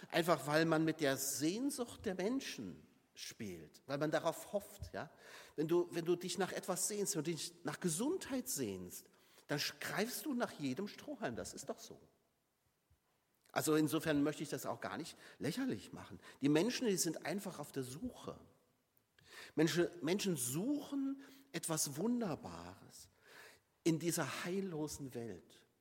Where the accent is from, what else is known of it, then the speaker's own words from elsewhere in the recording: Saarland, Germany; Ich komme ja aus dem Saarland und das Saarland ist eines der kleinsten Länder in Deutschland